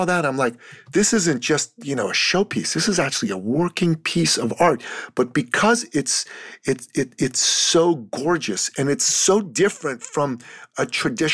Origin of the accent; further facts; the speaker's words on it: Canada; I'm from Canada